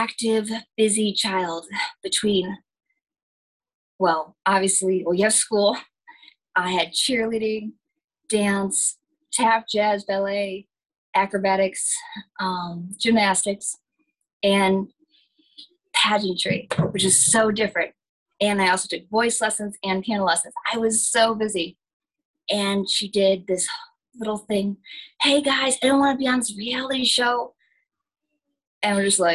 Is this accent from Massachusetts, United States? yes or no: no; upstate New York, United States; I grew up actually in upstate New York.